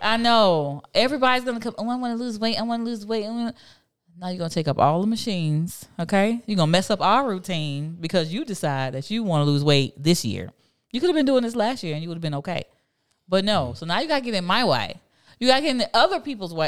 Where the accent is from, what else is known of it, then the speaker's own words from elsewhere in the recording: Miami, Florida, United States; also born or lived in Fort Lauderdale; I'm a city girl. I'm from Miami